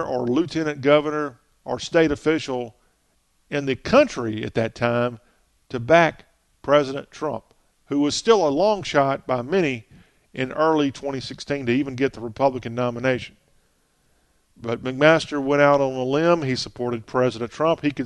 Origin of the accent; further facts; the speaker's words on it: Lexington, South Carolina, United States; Lexington, South Carolina, which is my hometown